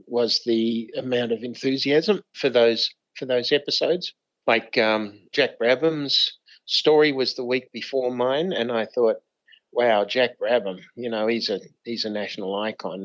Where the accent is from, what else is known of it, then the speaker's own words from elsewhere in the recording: Australia; also born or lived in United States; as an Aussie